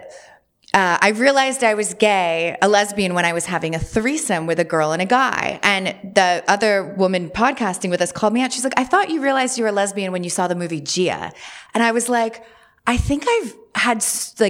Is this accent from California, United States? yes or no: no; Westport, Connecticut, United States; I grew up in Westport, Connecticut, which is quite conservative, very preppy